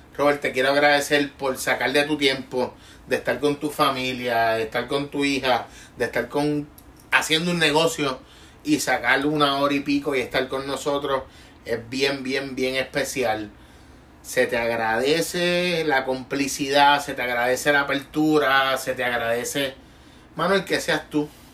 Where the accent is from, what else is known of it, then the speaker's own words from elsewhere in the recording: Puerto Rico; como puertorriqueño